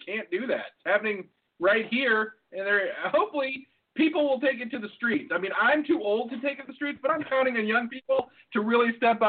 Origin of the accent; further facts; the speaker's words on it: United States; We're American.